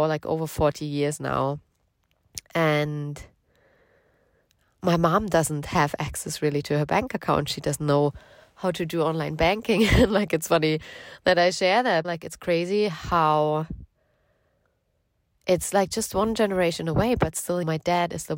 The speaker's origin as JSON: {"language": "English", "country": "Germany", "moved": "yes", "lives_now": "United Kingdom", "said": "I'm from Germany originally, but we both live in the UK right now"}